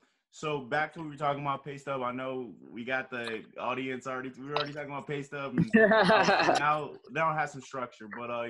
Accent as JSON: {"language": "English", "town": "Cleveland", "region": "Ohio", "country": "United States", "said": "I'm from Cleveland, so I only know like Cleveland"}